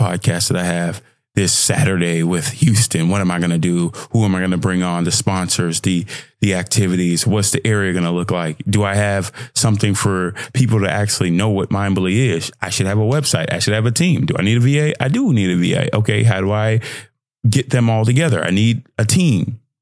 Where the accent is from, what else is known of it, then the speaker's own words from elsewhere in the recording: Nigeria; I'm Nigerian.